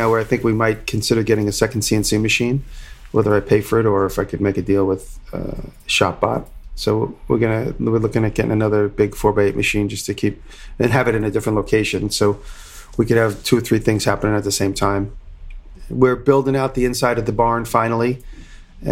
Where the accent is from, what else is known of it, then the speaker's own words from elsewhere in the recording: Long Island, New York, United States; accent: Long Island; my Long Island accent